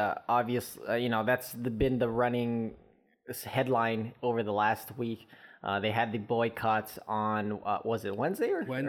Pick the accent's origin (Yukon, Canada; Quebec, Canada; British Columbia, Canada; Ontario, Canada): Ontario, Canada; Toronto; where we grew up in Jane and Finch